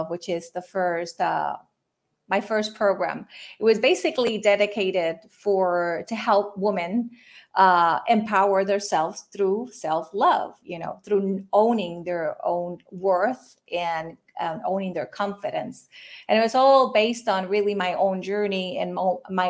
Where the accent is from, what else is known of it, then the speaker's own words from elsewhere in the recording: Puerto Rico; I am from Puerto Rico. I'm Puerto Rican, and I'm actually calling in, tuning in from here now. I was born and raised here